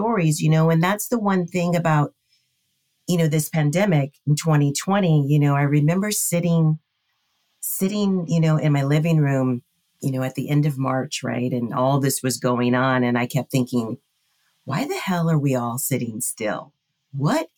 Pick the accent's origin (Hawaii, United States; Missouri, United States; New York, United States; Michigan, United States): Hawaii, United States; we were raised in Hawaii, right? Which is, it's the melting pot of the world. And growing up in Hawaii, there's that aloha spirit.